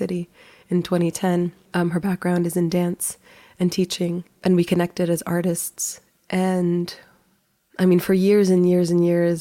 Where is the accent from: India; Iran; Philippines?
Philippines; Manila, Metro Manila; now in United States; I was born in the Philippines. I grew up in Manila.